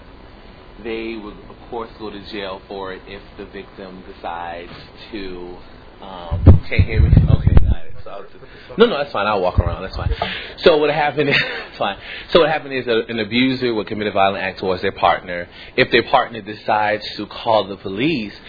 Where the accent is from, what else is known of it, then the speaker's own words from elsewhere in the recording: New Orleans, Louisiana, United States; moved away; I'm actually from New Orleans, Louisiana.